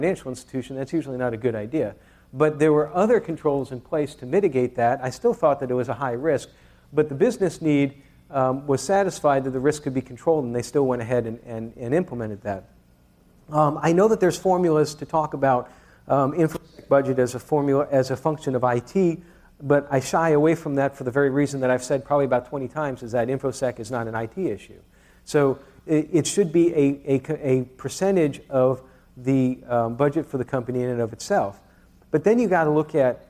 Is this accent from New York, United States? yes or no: yes; New York, United States; I'm from New York